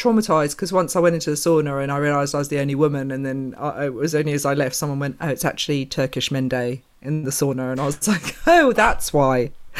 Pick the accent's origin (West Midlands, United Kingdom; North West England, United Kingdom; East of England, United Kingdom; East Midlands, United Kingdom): East of England, United Kingdom; Essex; I grew up about 45 minutes away, which was out in the countryside, Essex.